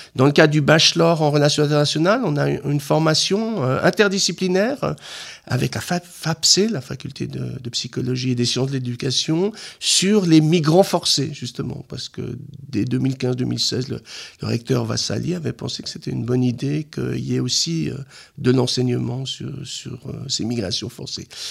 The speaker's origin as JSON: {"language": "French", "country": "Switzerland", "said": "en tant que Suisse"}